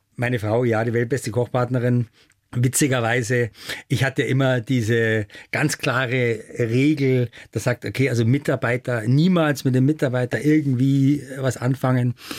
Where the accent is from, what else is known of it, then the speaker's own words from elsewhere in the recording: Germany; bei uns in Deutschland